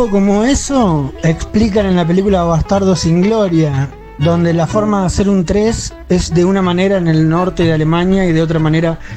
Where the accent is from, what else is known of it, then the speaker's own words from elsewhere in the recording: Bolivia; Soy de Bolivia.